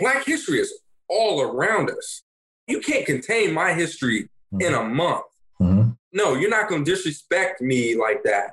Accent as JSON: {"language": "English", "region": "California", "country": "United States", "tie": "born or raised there", "moved": "as an adult", "said": "I grew up in California"}